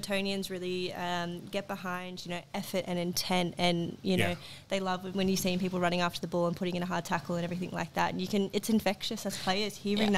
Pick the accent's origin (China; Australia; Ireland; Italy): Australia; also born or lived in Denmark; now in England; being an Australian